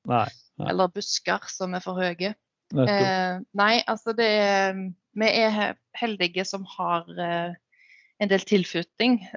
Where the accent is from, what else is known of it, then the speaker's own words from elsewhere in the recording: Utsira, Rogaland, Norway; jeg er oppvokst her